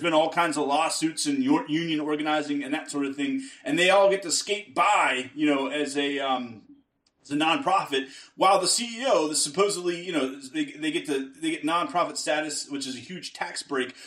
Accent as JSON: {"language": "English", "town": "Pittsburgh", "region": "Pennsylvania", "country": "United States", "moved": "yes", "said": "I'm from Pittsburgh originally"}